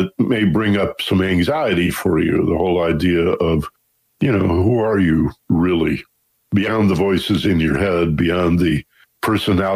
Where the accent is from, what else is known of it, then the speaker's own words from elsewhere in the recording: Michigan, United States; now in Los Angeles, United States; I was born and raised in Michigan